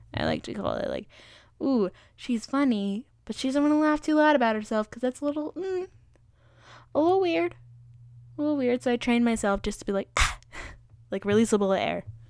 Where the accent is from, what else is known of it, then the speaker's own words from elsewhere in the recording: East Coast, United States; I'm from the East Coast